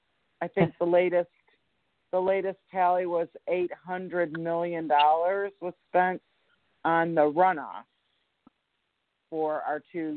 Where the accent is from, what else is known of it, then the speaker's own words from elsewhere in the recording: Michigan, United States; moved away; I'm originally from Michigan, so I like to talk about Wisconsin. It feels a little bit like home to me.